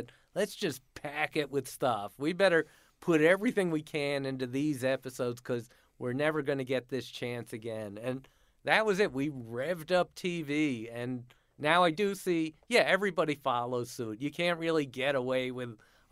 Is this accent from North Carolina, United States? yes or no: no; Connecticut, United States; moved away; my home state